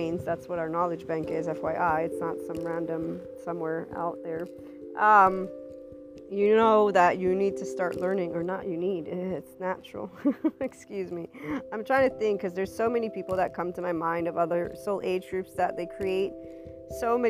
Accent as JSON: {"language": "English", "country": "United States", "said": "to me as an American, because that's what they see me as an American, even if I have an Italian background"}